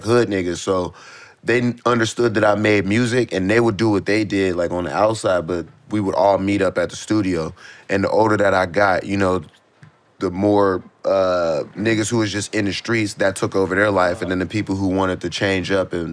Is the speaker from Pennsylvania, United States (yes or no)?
yes; Pittsburgh, Pennsylvania, United States; growing up in Pittsburgh